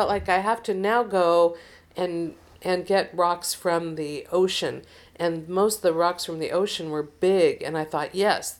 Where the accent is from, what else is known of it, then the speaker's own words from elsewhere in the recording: Seattle, Washington, United States; I was from Seattle